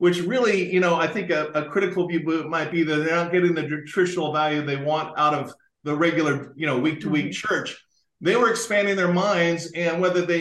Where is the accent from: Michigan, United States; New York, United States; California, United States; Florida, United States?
California, United States; moved away; I'm from California originally